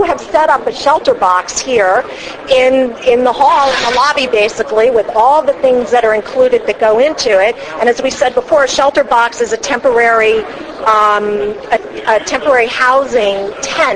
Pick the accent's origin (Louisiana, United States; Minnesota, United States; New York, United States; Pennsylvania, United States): Louisiana, United States; South; moved away; I'm from South Louisiana, and the first time I flew home into the New Orleans airport